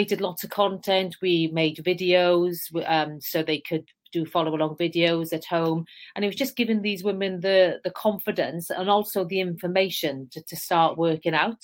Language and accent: English; South Wales Valleys, United Kingdom; accent: Welsh; moved away; So as you can tell, I have a Welsh accent. I'm from the South Wales Valleys, a very deprived area. In fact, the village next to the one I grew up in is officially the most deprived in the whole of the UK.